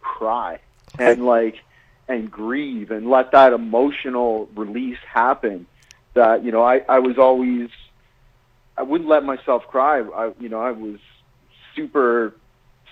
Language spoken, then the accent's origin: English; Walkerton, Ontario, Canada; the deck of our house in Walkerton, my hometown